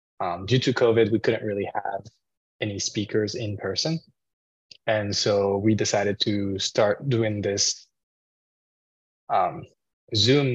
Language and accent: English; Paris, Île-de-France, France; moved away as an adult; now in Arizona, United States; I am originally from France, actually. I was born and raised in Paris, and then I moved to the US when I was 18